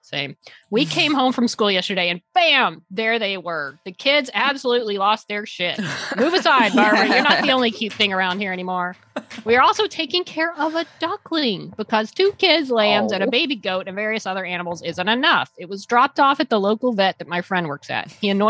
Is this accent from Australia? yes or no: yes; Australia; Being Australian means I have definitely made fun of their accents my entire life.